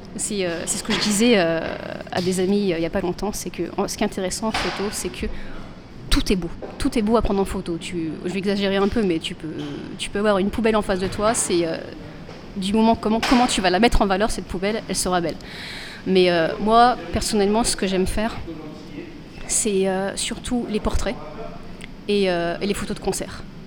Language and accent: French; Bordeaux, Nouvelle-Aquitaine, France; de Bordelais qui se retrouvent en Belgique